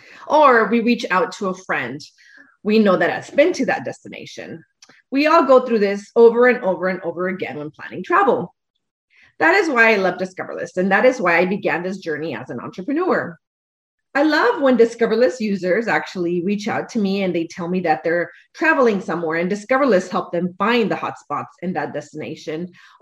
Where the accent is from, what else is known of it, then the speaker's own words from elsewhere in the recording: Los Angeles, California, United States; Los Angeles, my hometown